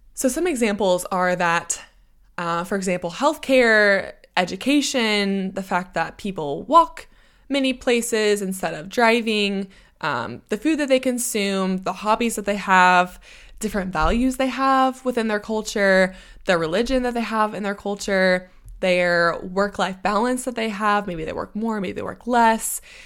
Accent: United States; accent: American; moved away as an adult; now in United Kingdom; I always hold on to my American accent

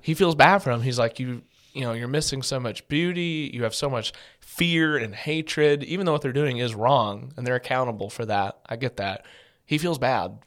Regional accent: Orange County, Southern California, United States; moved away as an adult; also born or lived in Tampa, Florida / West Texas; I grew up in Southern California, for those of you who don't know, in Orange County, the Los Angeles area.

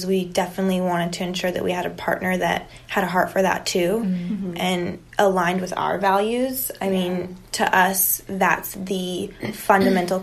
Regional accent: Palmdale, California, United States; also born or lived in Los Angeles; now in San Diego, United States; north of LA. So we grew up a lot being

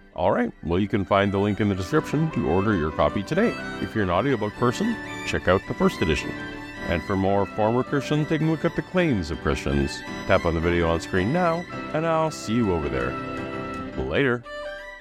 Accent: Canada; as a Canadian

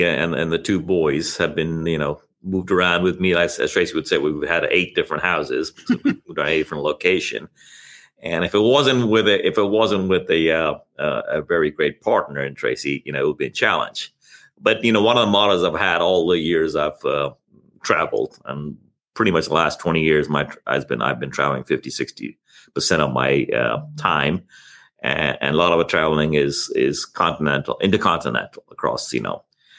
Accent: South East England, United Kingdom; also born or lived in India / Thailand; Yeah, I was born in India. I did my teenage years in Thailand, schooling there. My dad was in the UN there. And then I finished out my schooling in England, correct, in southern England.

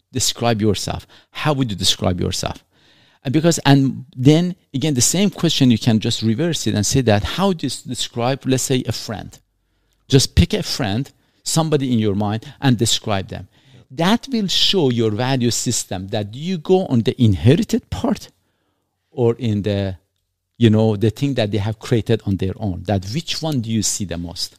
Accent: Iran; moved away; also born or lived in Canada; I'm not an Iranian. I was born in Iran. I'm not a Canadian. I carry a Canadian passport

